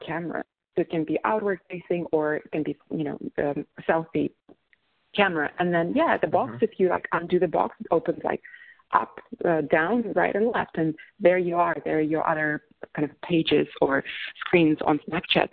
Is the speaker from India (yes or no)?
no; Russia; moved away as an adult; also born or lived in Moscow, Russia / London, United Kingdom; now in San Francisco, United States; I was born in Russia